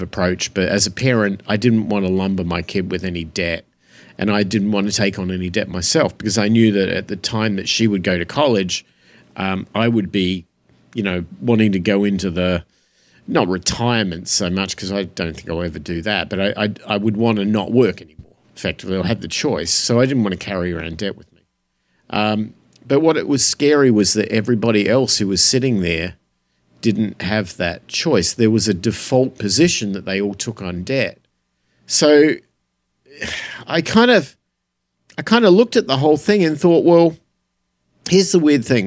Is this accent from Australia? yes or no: yes; Australia; moved away; I grew up in Australia